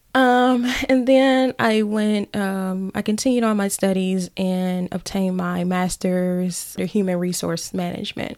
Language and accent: English; Brinkley, Arkansas, United States; moved away; originally from Brinkley, Arkansas, exit two one six